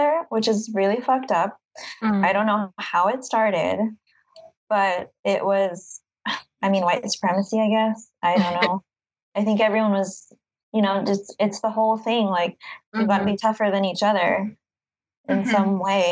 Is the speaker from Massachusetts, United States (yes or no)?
no; Carson, California, United States; also born or lived in San Diego County; now in San Diego, United States; I live in San Diego, but or county, but I'm from Carson, which is really south of LA.